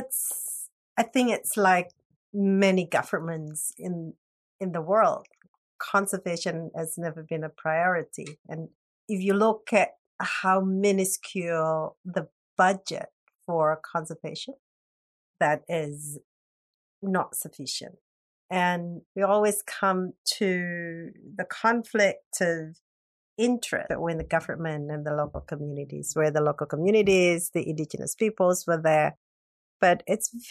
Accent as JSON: {"language": "English", "town": "Semarang", "region": "Central Java", "country": "Indonesia", "tie": "born or raised there", "said": "I was born in Semarang 56 years ago."}